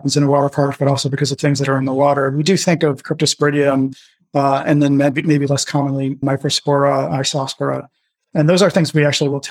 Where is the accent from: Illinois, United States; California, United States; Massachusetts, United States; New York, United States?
New York, United States; outside of New York City, United States; now in Chicago, United States; I grew up outside of New York City